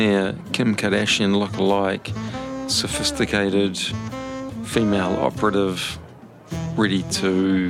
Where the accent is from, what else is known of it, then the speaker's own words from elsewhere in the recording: New Zealand; also born or lived in London; I'm a Kiwi male, late 30s